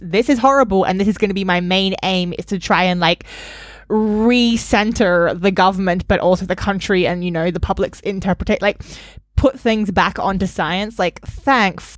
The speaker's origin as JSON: {"language": "English", "country": "Australia", "tie": "born or raised there", "moved": "yes", "said": "growing up in Australia"}